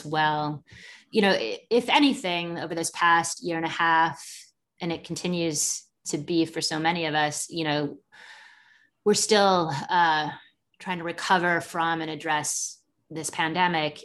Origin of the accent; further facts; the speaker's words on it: England, United Kingdom; now in United States; growing up in England and then coming to the United States